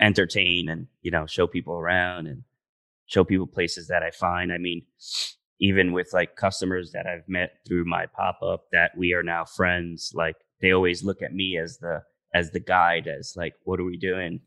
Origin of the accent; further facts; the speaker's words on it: Santiago de los Caballeros, Santiago, Dominican Republic; moved away; I'm from Santiago in Dominican Republic, which is the city, and it's funny because that's where I spent, uh, most of my time